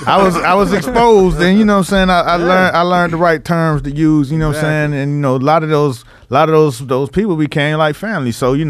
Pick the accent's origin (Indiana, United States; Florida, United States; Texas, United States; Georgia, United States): Florida, United States; Miami; moved away as an adult; now in New York, United States; Well, I came to New York, right? You know what I'm saying? I'm from Miami. I'm moving to New York.